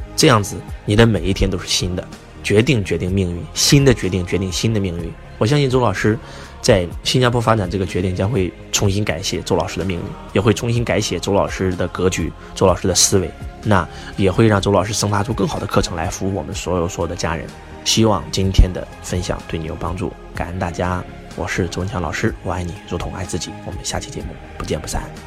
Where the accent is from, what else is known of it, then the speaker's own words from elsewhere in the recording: Henan, China; moved away as an adult; also born or lived in Beijing / Shenzhen; 在北京啊待了多年，真的是一分钱赚不到。然后就去到了南方，我拿出中国地图，以我的出生地河南为标准，最南方就是深圳了啊，在南方就只能到香港出国了，就然后就跑到了深圳